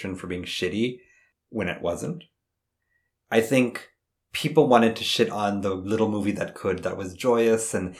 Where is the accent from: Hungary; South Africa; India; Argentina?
India; I'm Indian